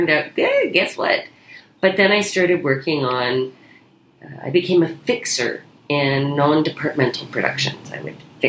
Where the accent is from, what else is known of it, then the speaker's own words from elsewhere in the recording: Kingston, Ontario, Canada; I grew up in Kingston, which had an incredibly high per capita amount of community theater